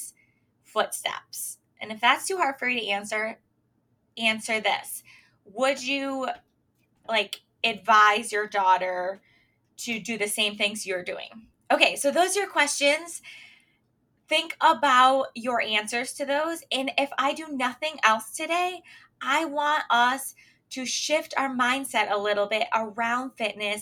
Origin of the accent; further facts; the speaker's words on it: Michigan, United States; also born or lived in Pennsylvania; now I'm back in our home state, or my home state, Michigan